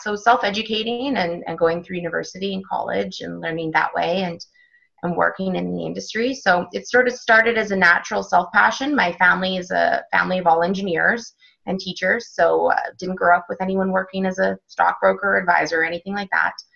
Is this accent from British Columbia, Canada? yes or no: yes; Vancouver, British Columbia, Canada; moved away as an adult; also born or lived in London / France / United States; I am originally from Vancouver, Canada